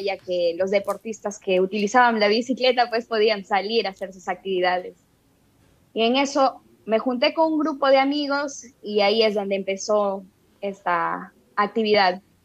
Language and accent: Spanish; Tarapoto, San Martín, Peru; yo soy de Tarapoto, entonces aquí pertenecemos a la región de San Martín